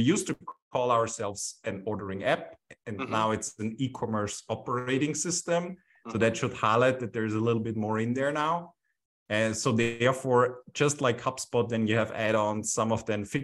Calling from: Vienna, Austria; Right now, I'm calling from Vienna

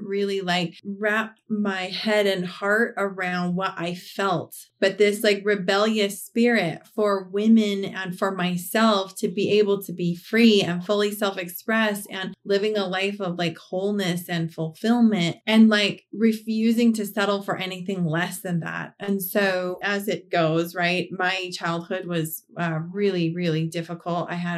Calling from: Reno, Nevada, United States; Reno, Nevada.

